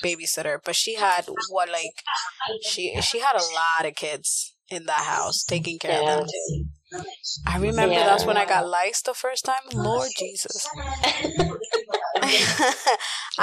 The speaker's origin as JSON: {"language": "English", "country": "Puerto Rico"}